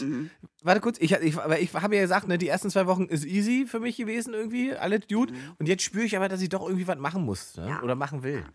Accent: Saxony-Anhalt, Germany; aus dem Ort, wo ich herkomme, aus Sachsen-Anhalt

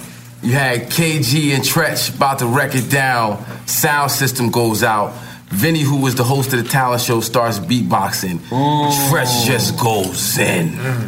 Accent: East Orange, New Jersey, United States; I'm from East Orange.

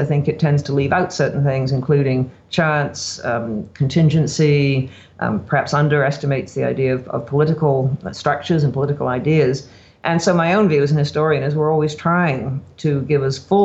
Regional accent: Canada

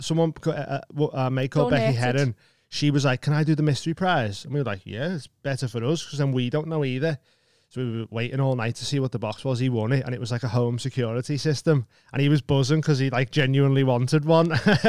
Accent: Maghull, North West England, United Kingdom; where I'm from, in McGull, that's on the way to like Southport and that. It's still technically Liverpool

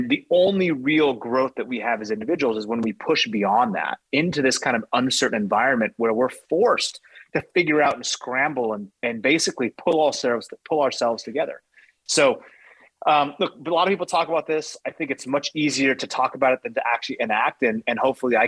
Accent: United States; I'm speaking from a place of being American

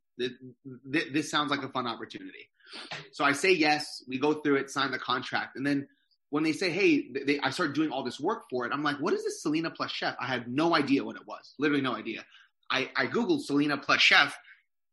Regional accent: Canada; now in New York, United States; Fully Filipino, but I was born in Canada.

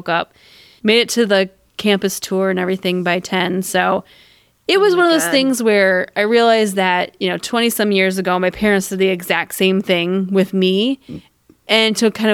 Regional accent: Dubuque, Iowa, United States; my hometown of Dubuque

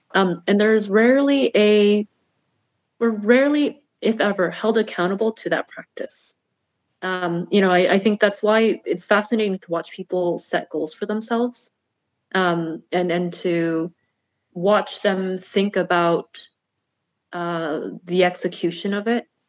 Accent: United States; having been born and raised as an American

